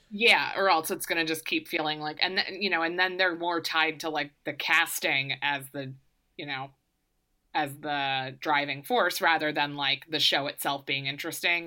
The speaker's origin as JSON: {"language": "English", "region": "Maryland", "country": "United States", "moved": "yes", "lives_now": "New York, United States", "said": "I'm from Maryland"}